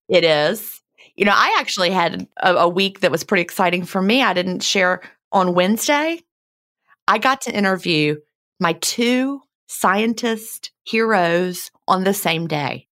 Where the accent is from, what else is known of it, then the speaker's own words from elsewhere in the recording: Virginia, United States; moved away; I grew up in Virginia